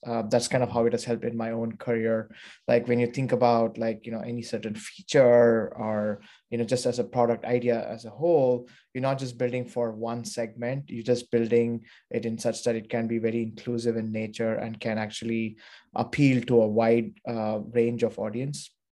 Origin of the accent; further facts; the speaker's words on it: Bangalore, Karnataka, India; moved away as an adult; also born or lived in Pittsburgh / New York / London; now in San Francisco, United States; I was born and brought up in India, um, in Bangalore